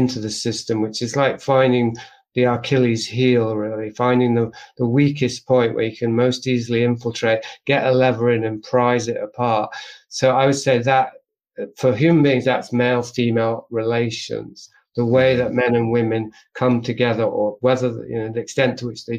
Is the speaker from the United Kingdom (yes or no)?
yes; England, United Kingdom; I'm from England